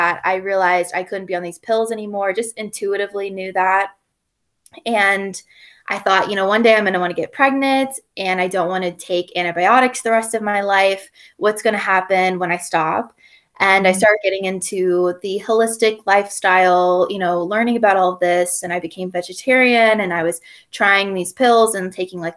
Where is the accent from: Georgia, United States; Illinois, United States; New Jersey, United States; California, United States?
Georgia, United States; Gwinnett County; moved away as an adult; also born or lived in Western North Carolina; now in North Carolina, United States; So I'm from Georgia. I'm from Gwinnett County. So it's like 40 miles east of Atlanta, but I live now in Western North Carolina.